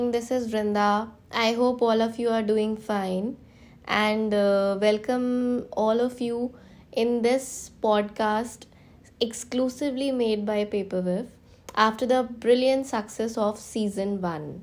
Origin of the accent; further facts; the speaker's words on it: India; we are from India